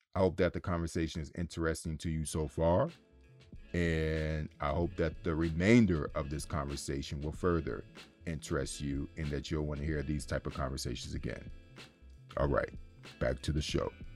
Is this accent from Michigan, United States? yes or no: yes; Detroit, Michigan, United States; my hometown of Detroit